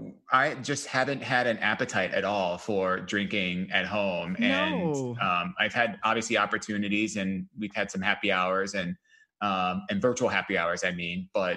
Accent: Ohio, United States; I'm Ohio

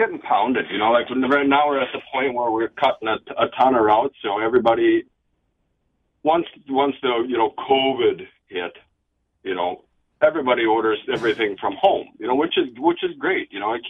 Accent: Minnesota, United States; I'm from Minnesota

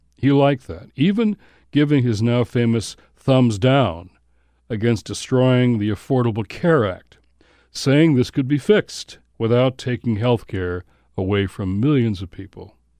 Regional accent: Detroit, Michigan, United States; I grew up in Motown

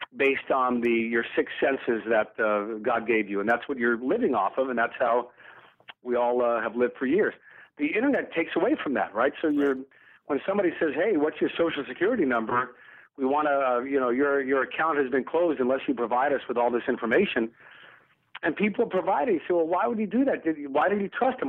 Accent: the South, United States; I grew up in the South in the 1960s

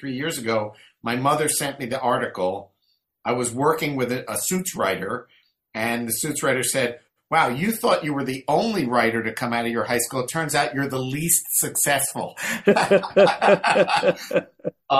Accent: Melrose Park, Pennsylvania, United States; I grew up right outside of Philadelphia. Melrose Park was the name of the town

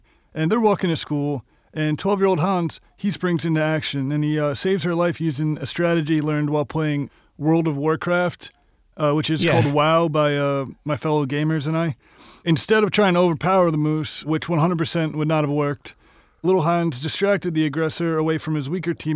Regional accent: Long Island, New York, United States; I grew up on Long Island

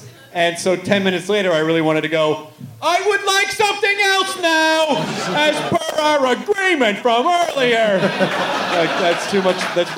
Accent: the South, United States; moved away; because I'm from the South, and I always forget the terminology. I slip back into y'all when I come back to the South

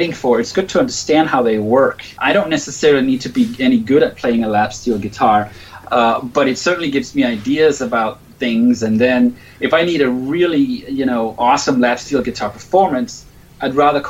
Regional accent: right outside Copenhagen, Capital Region of Denmark, Denmark; I grew up in Denmark right outside Copenhagen

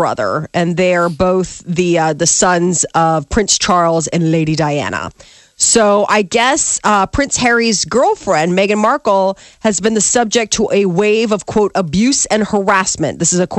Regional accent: United Kingdom; we're British, we don't talk about things like this.

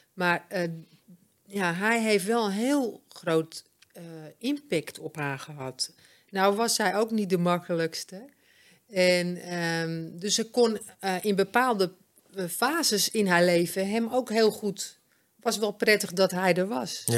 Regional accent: Amsterdam, North Holland, Netherlands; moved away; also born or lived in Bloemendaal / Alkmaar / Egmond aan Zee; ik kom van oorsprong uit Amsterdam, maar wij waren altijd aan zee

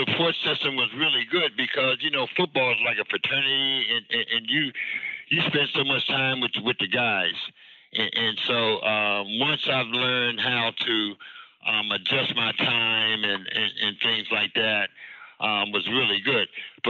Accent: Washington, District of Columbia, United States; moved away as an adult; I'm coming from Washington, D.C., where we was like 95% African-American city. So elementary, junior high, and high school, I went to schools that were at least 98% all African American.

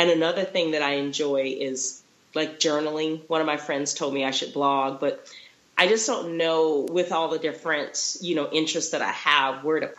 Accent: Florida, United States; also born or lived in Texas; now in Utah, United States; I'm originally from Florida. So majority of my career was there. And then I lived in Texas for a little bit. And now I'm in Utah.

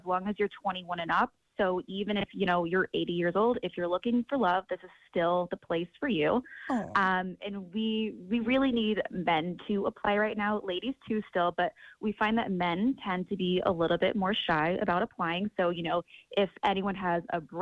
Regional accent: Omaha, Nebraska, United States; I'm originally from Omaha

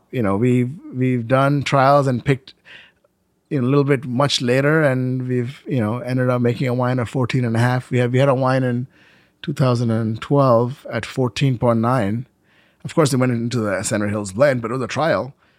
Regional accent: India; You know, it's like all my life I came from India. You know, there was nothing taken for granted.

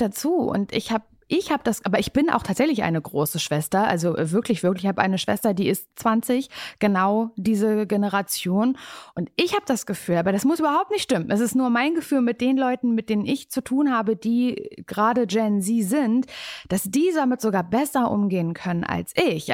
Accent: Parchim, Mecklenburg-Vorpommern, Germany; moved away as an adult; now in Berlin, Germany; Ich komme eigentlich aus Parchim, aus der Kleinstadt

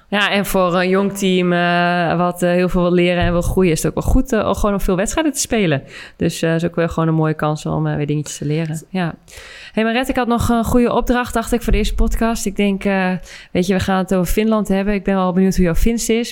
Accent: Netherlands; als Nederlander ben ik daar heel blij mee

